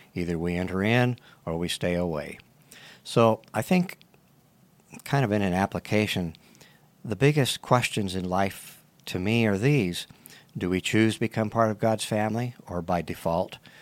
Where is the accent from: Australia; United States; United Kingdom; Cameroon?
United States; Tucson, Arizona; also born or lived in California; So we moved to Tucson back with my grandparents